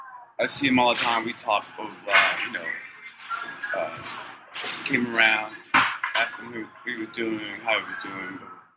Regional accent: Washington, District of Columbia, United States; now in New Orleans, United States; I'm originally from Washington, D.C. But way in a lot of different places.

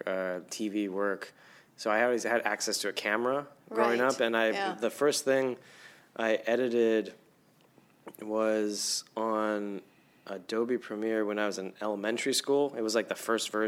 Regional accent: Los Angeles, California, United States; I grew up in Los Angeles

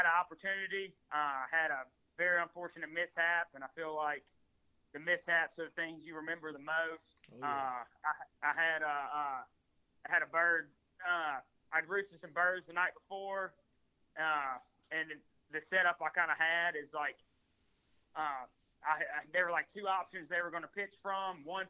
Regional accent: Mobile, Alabama, United States; moved away as an adult; now in Tennessee, United States; the state I grew up in Alabama

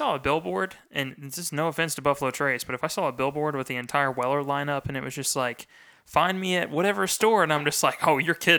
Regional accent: Frankfurt, Hesse, Germany; this is one of my favorites because like I said, growing up in Frankfurt, when I used to, this is going to sound ridiculous.

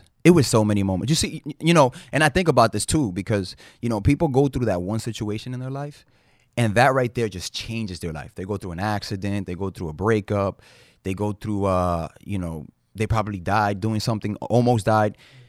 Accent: Manhattan, New York, United States; And, yeah, I grew up in Uptown Manhattan in Dyckman. So if you're from Dyckman, what's up, y'all?

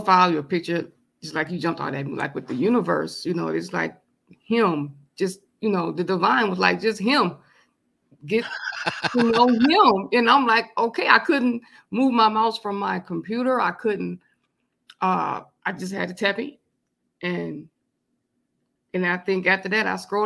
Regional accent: Flint, Michigan, United States; also born or lived in California; I'm born and raised in Flint, Michigan, but I lived in California for 5 years, me and my mom, when I was young

